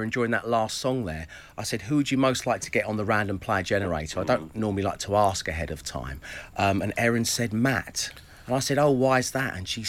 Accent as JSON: {"language": "English", "town": "Edinburgh", "region": "Scotland", "country": "United Kingdom", "said": "However, I am from Edinburgh, and I have never heard laldy used as a noun"}